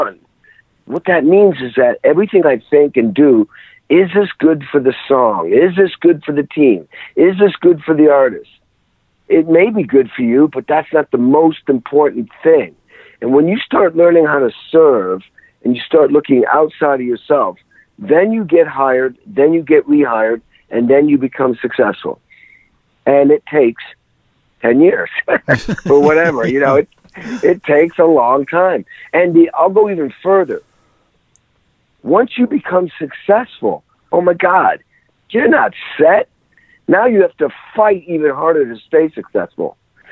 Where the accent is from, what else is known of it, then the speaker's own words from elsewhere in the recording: Western Massachusetts, United States; I grew up in the Western Mass